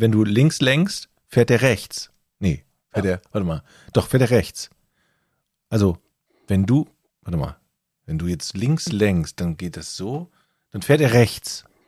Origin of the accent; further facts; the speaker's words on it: Düsseldorf, North Rhine-Westphalia, Germany; Ich komme ja aus Düsseldorf